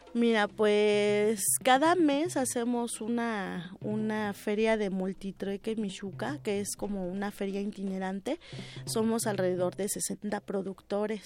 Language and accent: Spanish; Mexico